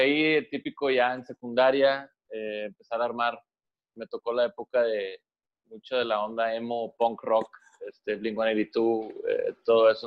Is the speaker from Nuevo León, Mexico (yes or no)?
yes; Monterrey, Nuevo León, Mexico; somos de Monterrey.